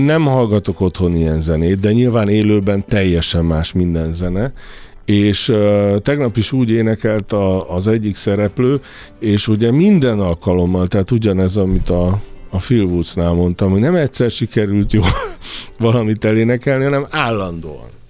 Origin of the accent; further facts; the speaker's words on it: Sopron, Győr-Moson-Sopron, Hungary; Soproni vagyok, ott túl sok minden nem volt.